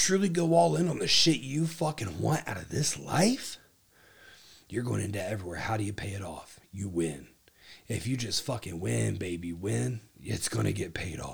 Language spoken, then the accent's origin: English; Ohio, United States; now in Texas, United States; my home state